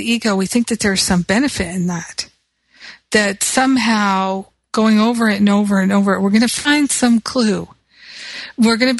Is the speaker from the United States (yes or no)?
yes; United States; because I'm American